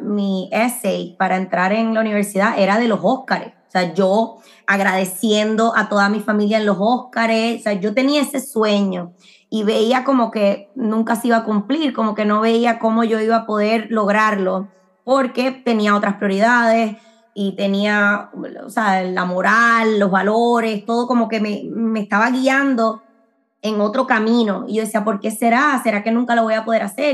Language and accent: Spanish; Puerto Rico; moved away as an adult; also born or lived in Medford, Massachusetts / Miami; now in Orlando, United States; yo nací en Puerto Rico, eh, pero como he mencionado antes, me crié eh, también como en una burbuja medio cubana, porque mi papá es cubano